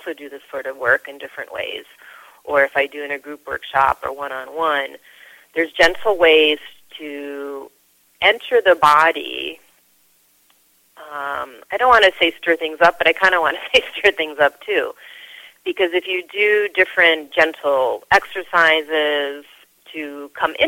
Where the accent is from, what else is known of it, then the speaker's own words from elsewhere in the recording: Cleveland, Ohio, United States; moved away as an adult; also born or lived in Madison, Wisconsin / New York City; I grew up in Cleveland, so this was a suburb of Cleveland